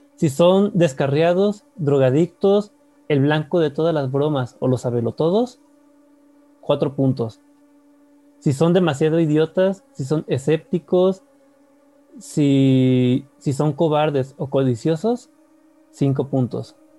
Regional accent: Mexico; somos mexicanos

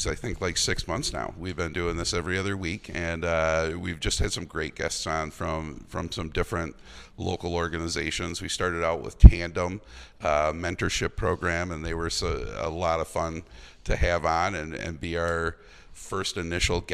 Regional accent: Eau Claire, Wisconsin, United States; growing up in Eau Claire

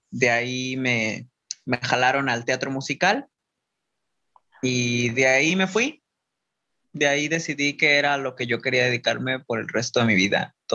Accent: Guadalajara, Jalisco, Mexico; De Guadalajara.

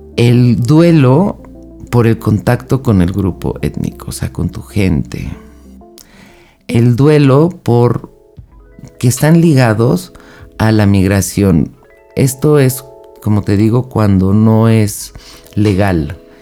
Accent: Mexico; Yo soy de México

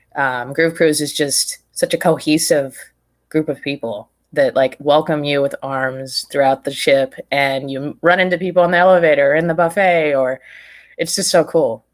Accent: Prescott, Arizona, United States; also born or lived in Phoenix / Tucson; I grew up in Prescott

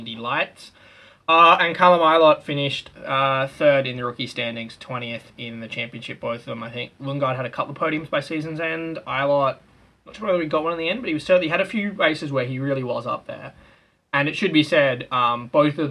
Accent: Australia; if you're an Australian

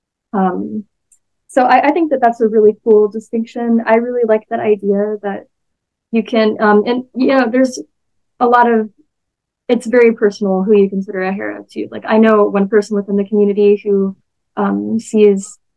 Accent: Texas, United States; I'm a Texan

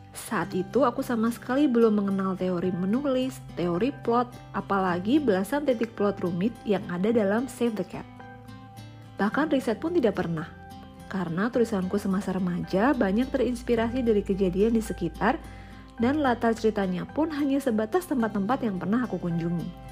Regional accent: Yogyakarta, Special Region of Yogyakarta, Indonesia; moved away; Aku lahir dan besar di kota Gudeg, Yogyakarta, tapi sekarang tinggal berpindah-pindah kota bersama keluarga

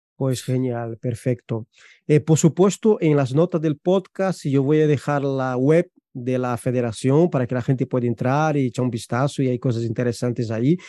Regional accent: Brazil; Spanish is a second language; now in Spain; yo soy brasileño

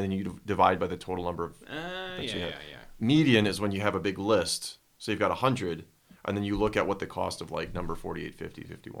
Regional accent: Midwest, United States; I'm from the Midwest.

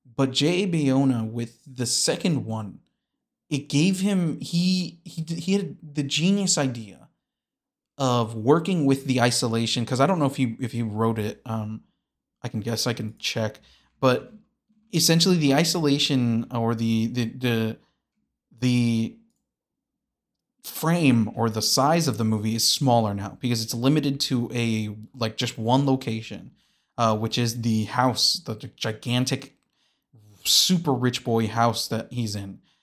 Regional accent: Kansas, United States; I'm from Kansas

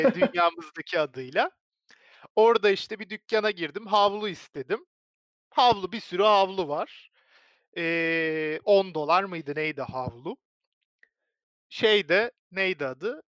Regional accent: Turkey

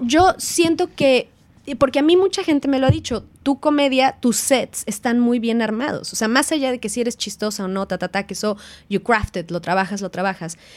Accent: Mexico; now in New Zealand; Ni siquiera soy la primera mexicana que vino

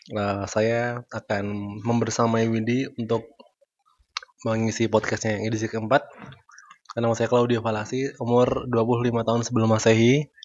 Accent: Yogyakarta, Special Region of Yogyakarta, Indonesia; aku lahir di Jogja, sampai hari ini masih di Jogja karena nggak boleh keluar Jogja sama orang tua

